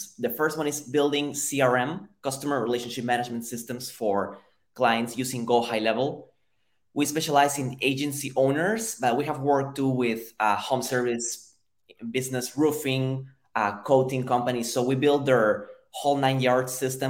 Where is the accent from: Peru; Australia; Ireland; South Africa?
Peru; Lima; moved away as an adult; now in United States; So I'm originally from Peru, from Lima, Peru. I've been in the US for 7 years